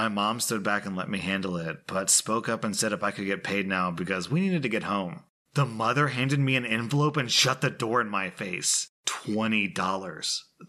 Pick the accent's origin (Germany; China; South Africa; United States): China; Beijing; born there; So I was born in Beijing.